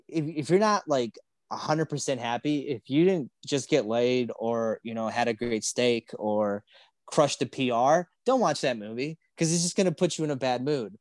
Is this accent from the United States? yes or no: yes; Chicago, Illinois, United States; we're from Chicago